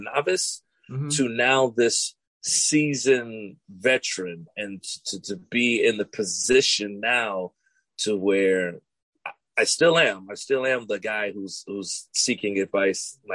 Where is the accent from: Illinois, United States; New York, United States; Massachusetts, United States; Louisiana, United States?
Illinois, United States; Chicago; I'm from Chi-Town